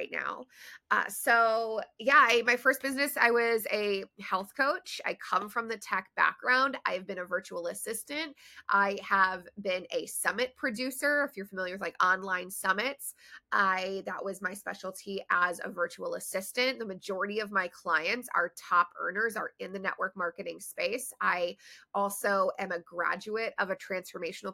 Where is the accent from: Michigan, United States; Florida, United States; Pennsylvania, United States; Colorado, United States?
Michigan, United States; Detroit; moved away as an adult; also born or lived in Maryland / Chicago / Denver; I grew up in Metro Detroit in Michigan